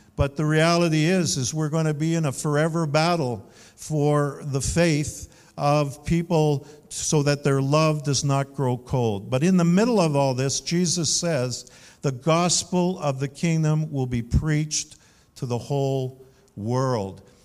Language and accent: English; Canada; Now, I'm proudly Canadian. I identify with being a Canadian.